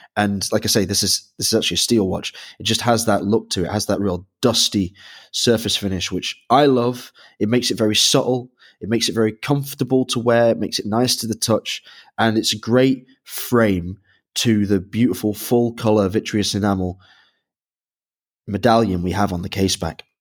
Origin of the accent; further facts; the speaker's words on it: Manchester, North West England, United Kingdom; growing up in Manchester